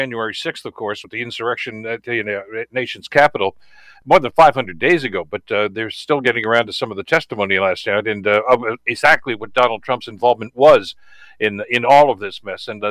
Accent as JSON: {"language": "English", "country": "Canada", "said": "I'm a Canadian through and through"}